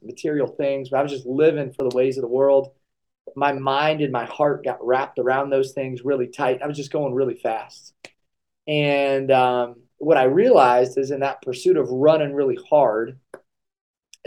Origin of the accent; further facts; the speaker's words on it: Kalona, Iowa, United States; I grew up in Kelowna, Iowa, so I'm a small-town Iowa guy